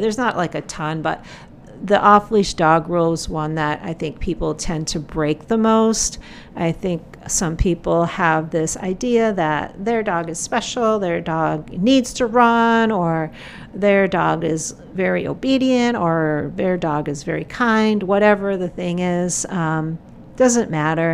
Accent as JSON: {"language": "English", "town": "Portland", "region": "Oregon", "country": "United States", "tie": "born or raised there", "said": "my hometown of Portland, Oregon"}